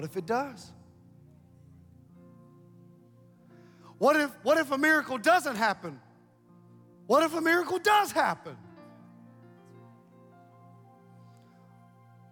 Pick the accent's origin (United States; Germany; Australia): United States; Ohio; moved away as an adult; now in Columbus, Mississippi, United States; I'm from Ohio